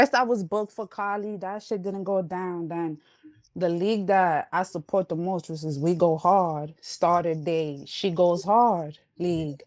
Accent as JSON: {"language": "English", "town": "New York City", "region": "New York", "country": "United States", "tie": "born or raised there", "also_born_or_lived": "Uptown Manhattan", "accent": "New York"}